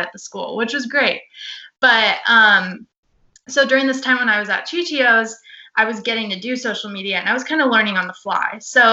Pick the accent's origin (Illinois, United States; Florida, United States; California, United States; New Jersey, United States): Florida, United States; also born or lived in Ohio; raised in Florida